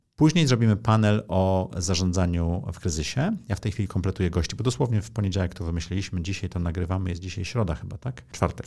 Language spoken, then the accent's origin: Polish; Poland; urodziłem się w kraju, okej, okay, w komunizmie, ale w Europie